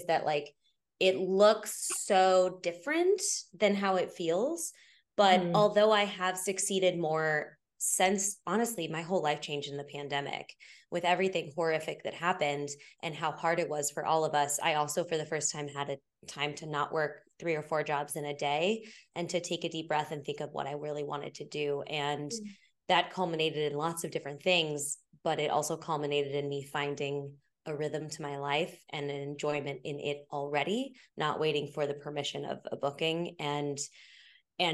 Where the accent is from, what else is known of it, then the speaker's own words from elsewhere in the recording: Kansas, United States; born there; also born or lived in Missouri / Oklahoma / Illinois; I went to Missouri State, but I was born in Kansas. We moved all the time. So I'm like Kansas, Missouri, Oklahoma, Illinois. I went back to Missouri State for college. Full Midwest kid